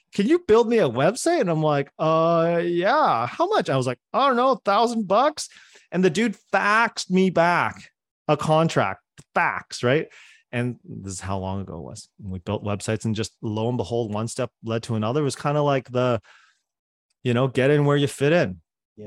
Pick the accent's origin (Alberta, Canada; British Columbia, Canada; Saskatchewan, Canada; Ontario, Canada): British Columbia, Canada; Coquitlam; first language Cantonese; English is a second language; i grew up in coquitlam canada man a suburb of vancouver